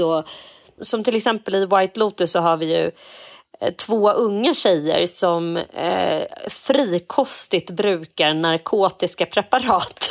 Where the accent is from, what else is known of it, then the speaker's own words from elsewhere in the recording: Edsåsdalen, Jämtland, Sweden; lilla Edsåsdalen Ah. där jag kommer ifrån